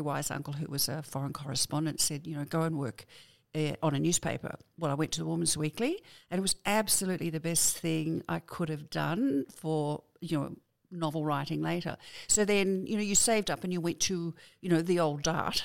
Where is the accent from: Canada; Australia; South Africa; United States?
Australia; Sydney, New South Wales; also born or lived in Wingham, New South Wales; I was born in Wingham, but I was five when I went to Sydney, uh, to pet water. So I was raised down there